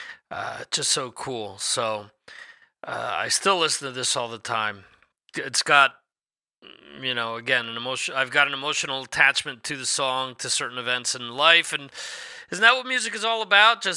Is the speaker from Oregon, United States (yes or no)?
no; New Jersey, United States; my home state of New Jersey